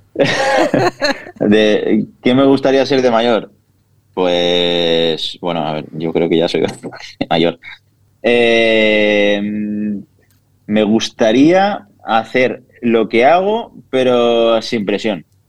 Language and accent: Spanish; Villarreal, Valencian Community, Spain; also born or lived in Castellón; Pues yo nací en Castellón, aquí al lado de Villarreal, soy de Villarreal de toda la vida